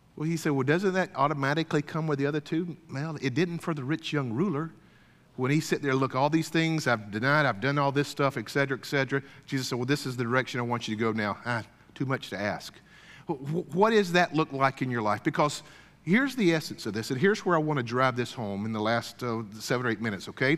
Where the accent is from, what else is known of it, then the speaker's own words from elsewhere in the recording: Deep South, United States; I grew up kind of in the Deep South